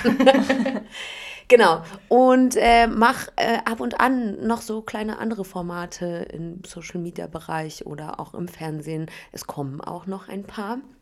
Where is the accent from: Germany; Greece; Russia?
Germany; Berlin; ich komme aus Berlin tatsächlich